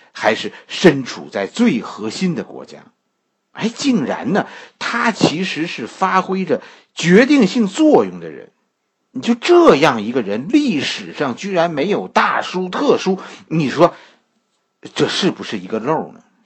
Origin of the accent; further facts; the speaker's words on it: China; 作为一个中国人